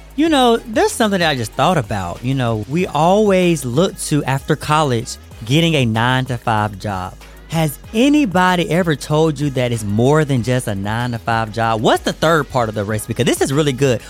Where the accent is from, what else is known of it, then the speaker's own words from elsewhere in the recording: United States; now in Atlanta, United States; I'm here to, you know, my hometown